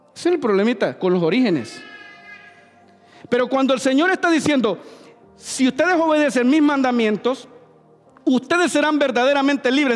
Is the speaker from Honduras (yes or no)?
yes; Honduras; now in St. Louis, United States; yo soy hondureño.